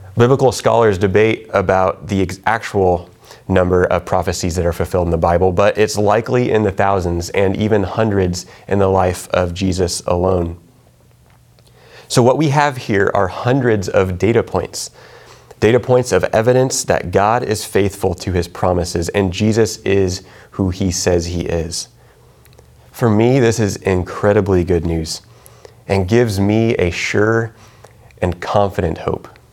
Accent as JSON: {"language": "English", "region": "Kansas", "country": "United States", "moved": "yes", "said": "I'm from Kansas"}